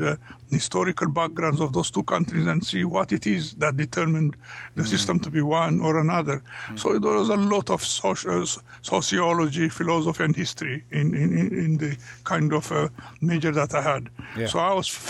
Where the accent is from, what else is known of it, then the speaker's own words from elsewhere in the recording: Ethiopia; English is a second language; moved away as an adult; also born or lived in United States; we came from Africa and from Ethiopia